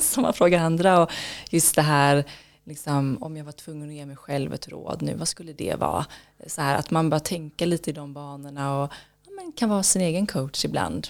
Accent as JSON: {"language": "Swedish", "town": "Kullavik", "region": "Västra Götaland", "country": "Sweden", "tie": "born or raised there", "said": "Det var i Kullavik utanför Göteborg på västkusten. Okay. Så var där jag växte upp."}